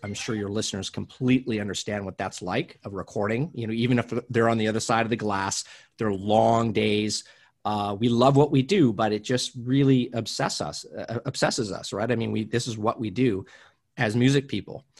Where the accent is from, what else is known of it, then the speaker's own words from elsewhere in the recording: Canada; moved away as an adult; now in Los Angeles, United States; I'm originally from Canada. I live in Los Angeles now.